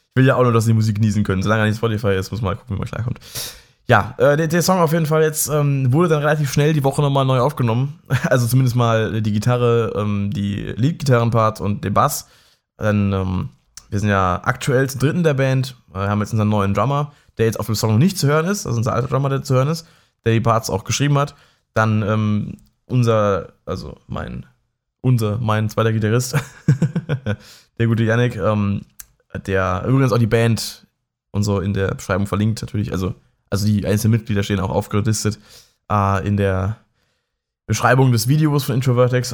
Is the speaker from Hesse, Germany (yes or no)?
no; near Mannheim, Baden-Württemberg, Germany; ich wohne ja auch in der Nähe von Mannheim und ich komme auch aus der Nähe von Mannheim